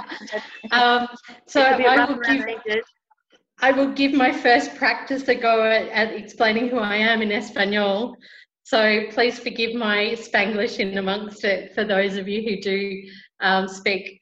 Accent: Australia; now in Santa Marta, Colombia; I am Australian

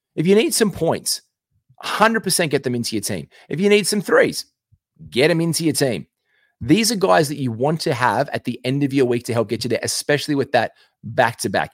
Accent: Australia; I'm an Aussie

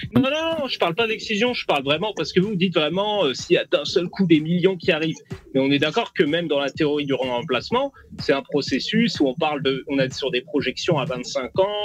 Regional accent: France; ma culture elle est 100% française

